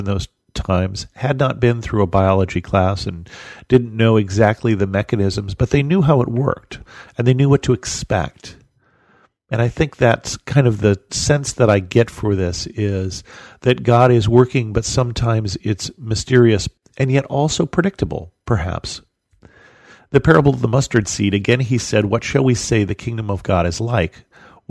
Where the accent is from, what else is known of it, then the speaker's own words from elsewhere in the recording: United States; as an American